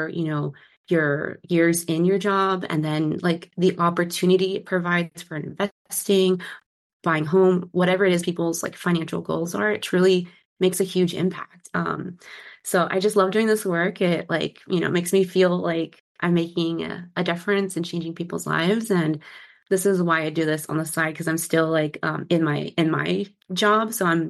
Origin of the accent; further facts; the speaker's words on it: San Diego, California, United States; now in Seattle, United States; born and raised in San Diego and currently in the Seattle gloomy area.